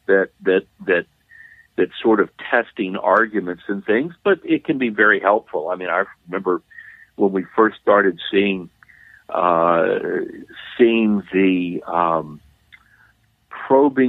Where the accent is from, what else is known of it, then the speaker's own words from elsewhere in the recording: Louisiana, United States; Louisiana is my home state